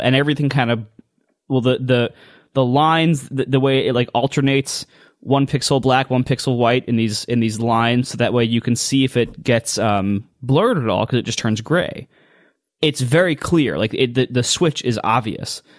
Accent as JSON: {"language": "English", "region": "Ohio", "country": "United States", "said": "I'm from Ohio."}